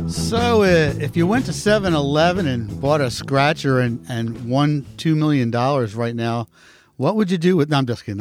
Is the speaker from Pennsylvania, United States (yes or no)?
yes; Philadelphia, Pennsylvania, United States; now in Norristown, United States; I grew up in Philly